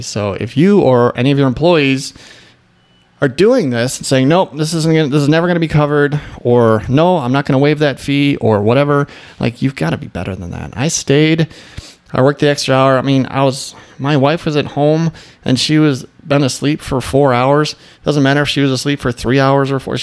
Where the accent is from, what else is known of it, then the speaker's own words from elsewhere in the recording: Midwest, United States; moved away; also born or lived in Michigan; I'm from the Midwest